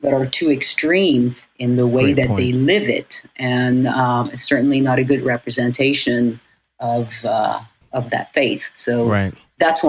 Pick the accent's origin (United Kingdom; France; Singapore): France; Paris, Île-de-France; also born or lived in Beirut, Lebanon / New York, United States; now in Los Angeles, United States; I grew up in Paris